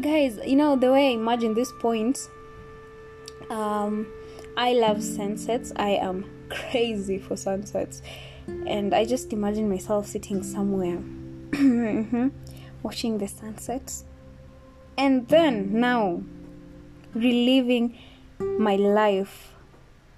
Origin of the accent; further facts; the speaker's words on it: Kenya; me being Kenyan